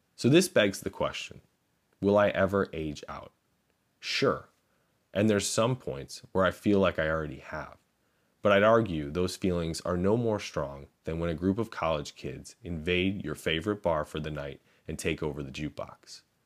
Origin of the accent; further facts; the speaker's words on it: Chicago, Illinois, United States; I grew up in Chicago, which to me felt like the classic rock capital of the world